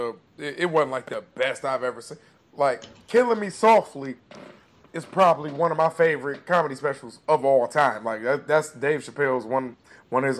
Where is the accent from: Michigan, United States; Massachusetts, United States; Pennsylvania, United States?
Michigan, United States; Detroit; I'm from Detroit. I'm from the East Side. I'm from the hood.